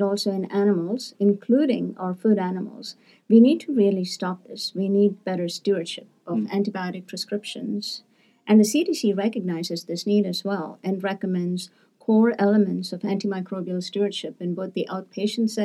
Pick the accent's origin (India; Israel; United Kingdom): India; moved away as an adult; also born or lived in Seattle, United States; now in United States; as a 14-year-old growing up in India